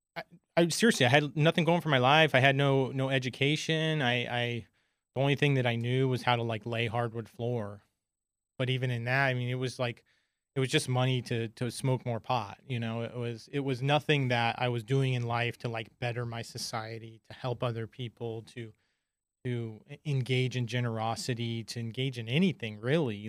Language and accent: English; San Diego, California, United States; I'm from San Diego, grew up with a big large group of friends